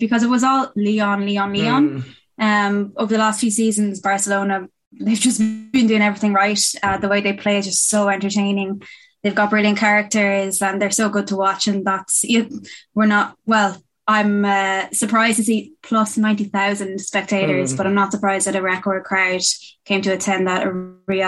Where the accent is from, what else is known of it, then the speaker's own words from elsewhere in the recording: Galway, Connacht, Ireland; my hometown of the best place in the world, Galway